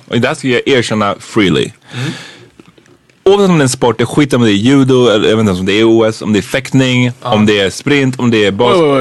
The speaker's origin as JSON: {"language": "Swedish", "country": "Sweden", "said": "som svenskar"}